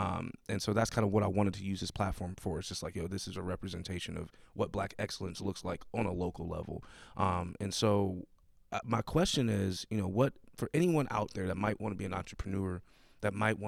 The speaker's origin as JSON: {"language": "English", "town": "Buffalo", "region": "New York", "country": "United States", "lives_now": "Pittsburgh, United States", "said": "So I moved here from Buffalo, New York."}